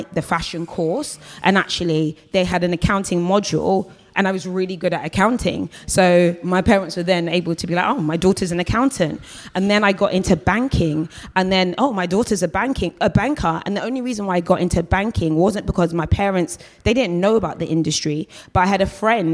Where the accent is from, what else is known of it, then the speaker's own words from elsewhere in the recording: London, United Kingdom; I always call myself like a South London girl for life. So I was born in Battersea, you know, I've lived in Battersea, lived in Brixton, lived in Streatham, and really I've always been south of the river.